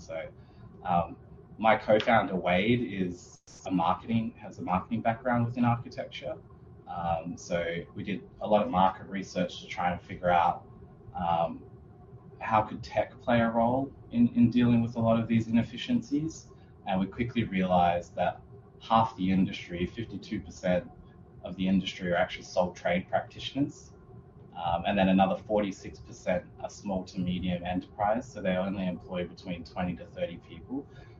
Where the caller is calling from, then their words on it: Perth, Western Australia, Australia; I'm joining everyone from Boorloo, Perth, which is part of the Whadjuk Noongar Boodja.